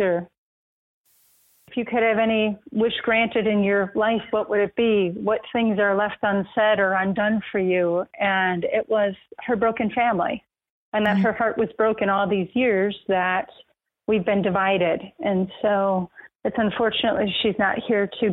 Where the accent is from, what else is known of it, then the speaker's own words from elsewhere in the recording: Racine, Wisconsin, United States; I'm a girl from Racine, Wisconsin. Had a great childhood